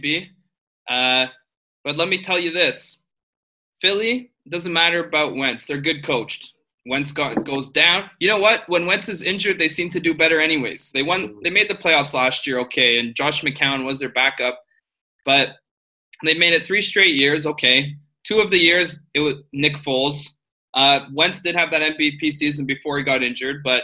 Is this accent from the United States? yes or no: no; Southern Ontario, Canada; I'm from Southern Ontario